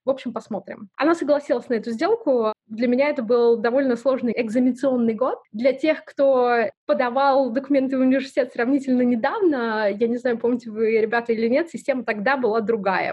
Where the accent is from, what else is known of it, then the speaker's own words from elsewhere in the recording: Sayanogorsk, Khakassia, Russia; moved away; Родилась я в очень маленьком городе, называется он Саиногорск